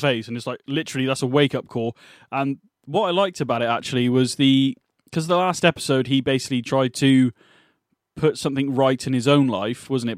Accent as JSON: {"language": "English", "region": "England", "country": "United Kingdom", "said": "We're English"}